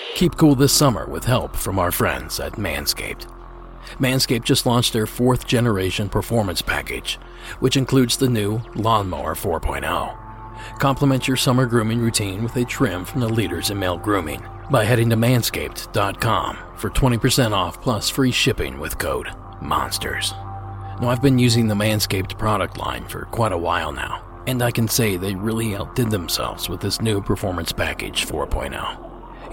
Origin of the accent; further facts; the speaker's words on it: eastern Ohio, United States; my hometown